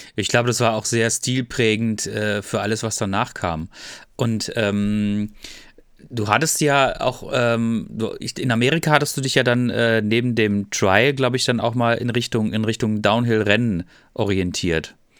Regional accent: Freiburg, Baden-Württemberg, Germany; Ich bin 76er Baujahr und ich komme aus Freiburg

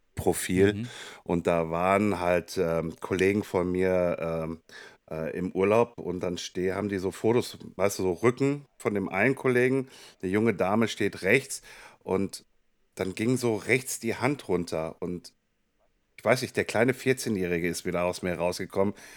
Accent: Kassel, Hesse, Germany; meine Heimatstadt Kassel-Brauxe

